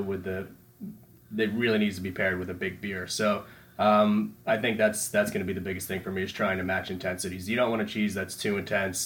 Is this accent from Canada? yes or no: no; Patchogue, New York, United States; I grew up in Patchogue.